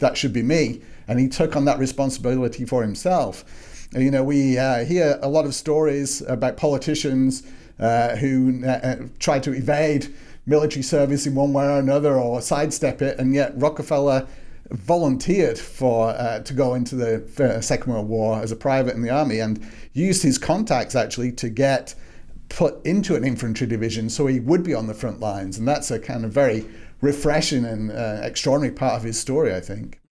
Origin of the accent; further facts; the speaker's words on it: Manchester, North West England, United Kingdom; moved away as an adult; also born or lived in Newcastle upon Tyne; now in Little Rock, United States; I grew up in Manchester, in the northwest of England